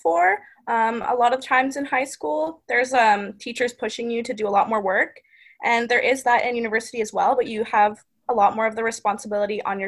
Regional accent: London, Ontario, Canada; I'm from London, Ontario

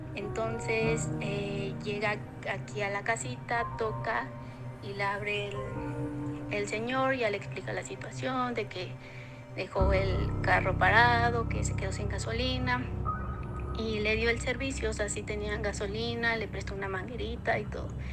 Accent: Metepec, State of Mexico, Mexico; Nosotros somos del Estado de México, de Metepec

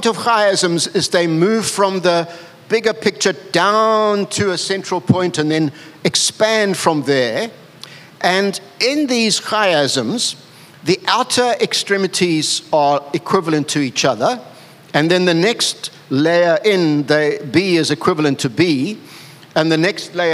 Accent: KwaZulu-Natal, South Africa; I'm a South African. I grew up with the Zulus. There's the history of the Zulu kingdom that was all around me. Then all around me were Indians and Mahatma Gandhi, you know, he grew up near me

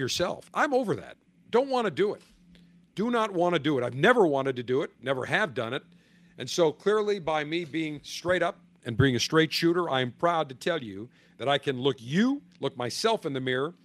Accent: Buffalo, New York, United States; also born or lived in Tampa; from my hometown of Buffalo

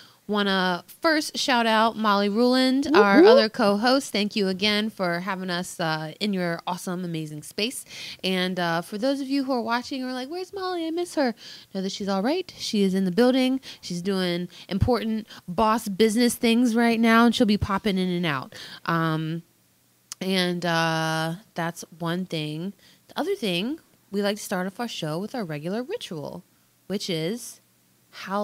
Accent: United States; as a Washingtonian

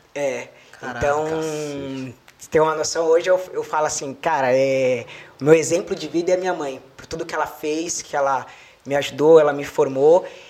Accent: Jequié, Bahia, Brazil; now in São Paulo, Brazil; vim lá de Jequié, da Bahia, da cidade pequena

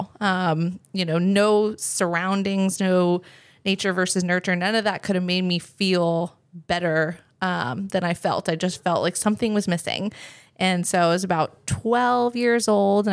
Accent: Silicon Valley, California, United States; moved away as an adult; also born or lived in Germany; I was born in Germany, but that's kind of neither here nor there because I've lived there for 2 years and I grew up in California

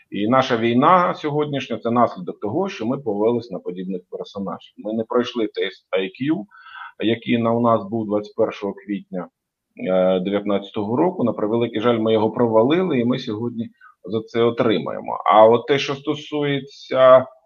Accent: Ukraine; Я з України, крапка.

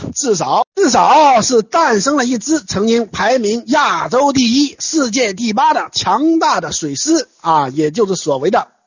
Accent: China; 我们中国人

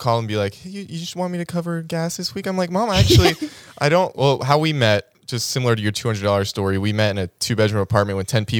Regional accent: Georgia, United States; now in Los Angeles, United States; Or I came from Georgia, and just being here, I'm like, this isn't a real place.

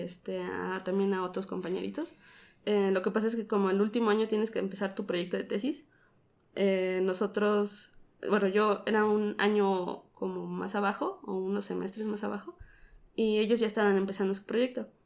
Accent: Mexico City, Mexico; Soy de aquí, de la Ciudad de México.

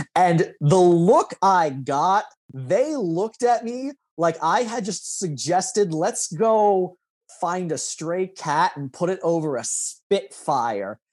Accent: Lincoln, Nebraska, United States; as suburban of an area as you know we grew up in in Lincoln.

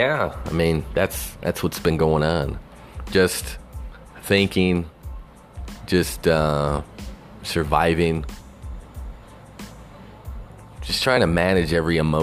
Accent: Texas, United States; Growing up in Texas

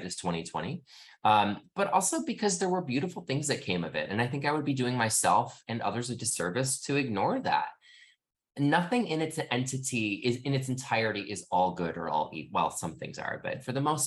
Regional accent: Midwest, United States; I grew up in the Midwest.

